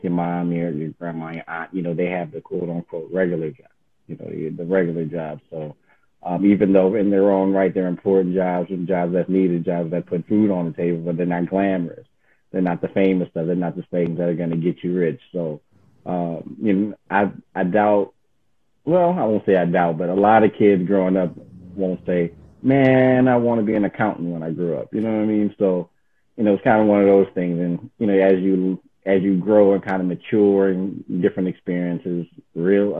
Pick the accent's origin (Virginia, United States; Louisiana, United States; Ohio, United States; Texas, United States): Louisiana, United States; New Orleans; moved away as an adult; also born or lived in California; now in Connecticut, United States; born in California, but originally from New Orleans, Louisiana. I'm a transplant to Connecticut. I've been here since 2005 now